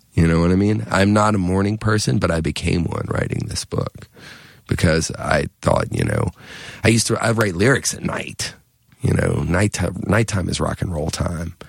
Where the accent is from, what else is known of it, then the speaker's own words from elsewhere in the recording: near Wilmington, Cape Fear area of North Carolina, United States; also born or lived in Richmond; I grew up in the Cape Fear area of North Carolina, down near Wilmington, part of the time.